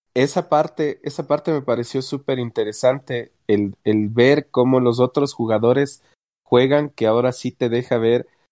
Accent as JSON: {"language": "Spanish", "country": "Ecuador", "said": "yo que soy de Ecuador"}